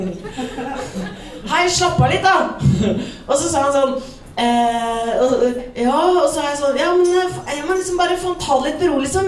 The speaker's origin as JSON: {"language": "Norwegian", "region": "Vestfold", "country": "Norway", "said": "Jeg er jo fra Vestfold"}